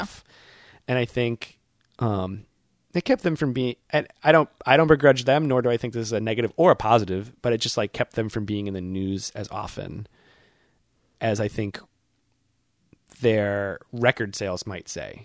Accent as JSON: {"language": "English", "area": "near Boston", "region": "Massachusetts", "country": "United States", "tie": "born or raised there", "said": "My hometown, not far from my college, uh, is far enough from Boston"}